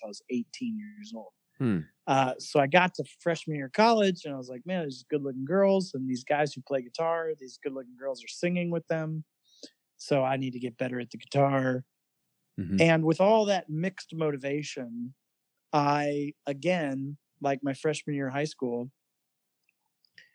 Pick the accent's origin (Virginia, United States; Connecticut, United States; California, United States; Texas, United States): Virginia, United States; Fredericksburg; I grew up in Fredericksburg, Virginia.